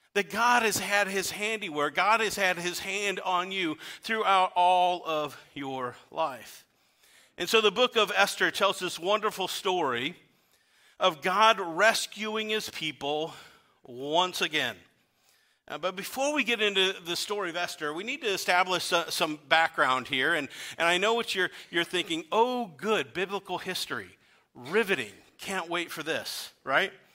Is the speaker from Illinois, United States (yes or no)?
yes; Weldon, Illinois, United States; now in Pekin, United States; I had the opportunity to travel to my hometown. I grew up in Weldon, Illinois